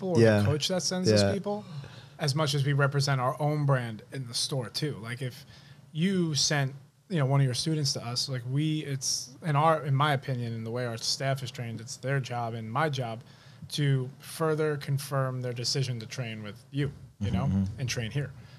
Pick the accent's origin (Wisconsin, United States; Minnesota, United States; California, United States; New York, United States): New York, United States; New York City; I grew up in Rockaway Beach